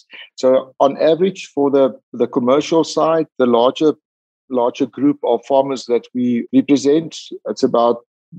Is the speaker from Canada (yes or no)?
no; South Africa; as South African pig farmers, we know we have it.